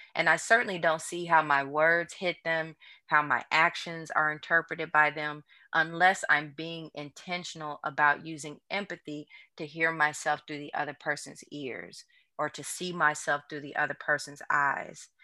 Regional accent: St. Louis, Missouri, United States; moved away as an adult; also born or lived in New Orleans, Louisiana; now in Houston, United States; I'm originally from Saint Louis, Missouri, and then I left Saint Louis to come to New Orleans for college

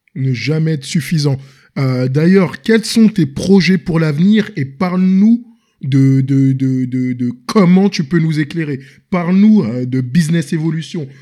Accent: Senegal; moved away as an adult; also born or lived in Paris, France; je suis originaire du Sénégal

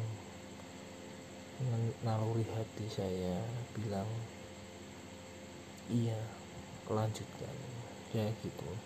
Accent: Semarang, Central Java, Indonesia; also born or lived in Kudus; dulu saya asli sini sih asli Semarang tetapi saya pindah-pindah kota semenjak saya lahir di Semarang sampai 12 tahun lebih tepatnya saya lulus SD itu masih di Semarang

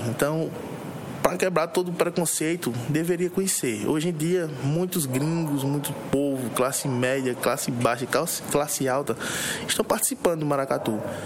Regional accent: Arcoverde, Pernambuco, Brazil; nasci em Arco Verde no dia 21 de 5 de 92

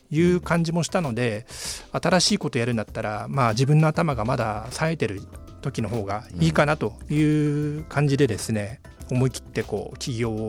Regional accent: Tokyo, Japan; 生まれも育ちもまああの目黒ですね

